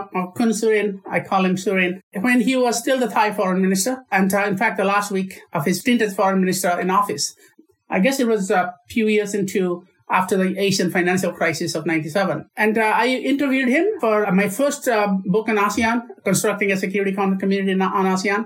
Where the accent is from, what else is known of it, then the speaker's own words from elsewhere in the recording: Orissa, Odisha, India; moved away as an adult; also born or lived in Perth, Australia; I grew up in India, on the east coast of India, in the state of Orissa